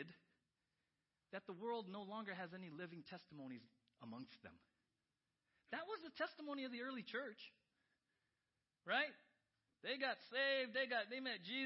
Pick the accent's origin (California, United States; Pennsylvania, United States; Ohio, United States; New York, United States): California, United States; San Diego; moved away; I grew up in San Diego